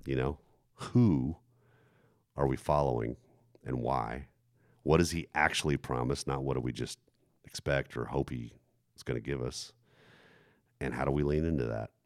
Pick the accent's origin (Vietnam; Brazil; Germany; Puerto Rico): Germany; moved away; the church, that I grew up in, for example, in Germany